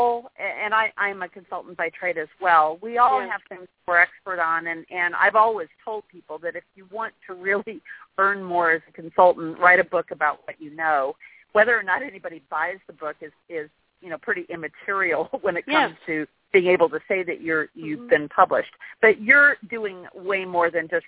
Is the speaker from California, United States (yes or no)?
no; Indiana, United States; I grew up in Indiana